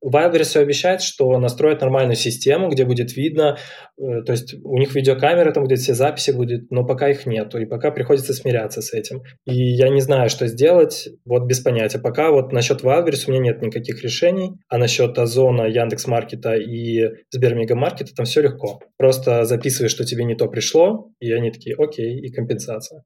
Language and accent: Russian; Minsk, Belarus; я сам из Минска